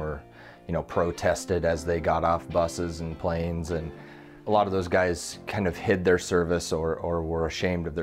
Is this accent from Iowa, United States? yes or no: yes; Fontanelle, Iowa, United States; also born or lived in Creston, Iowa; So I was born in Creston, Iowa, and I grew up in the little town of Fontenelle, Iowa, about 600 people.